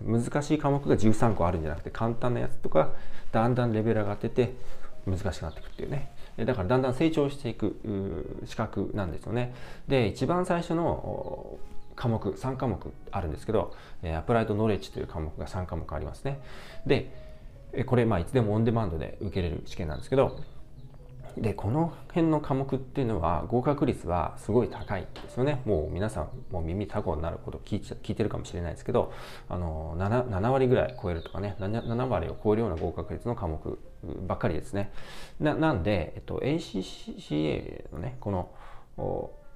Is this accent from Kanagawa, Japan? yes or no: yes; Yokohama, Kanagawa, Japan; accent: Yokohama dialect (Hamakko speech), now standard Japanese; moved away as an adult; now in United Kingdom; 私は、えっと、横浜で生まれて育ってるので、まあ、いわゆる横浜弁というかね、えー、浜、 浜っ子の喋り方を確かに、あの、ちっちゃい頃はしてたなという気がしますね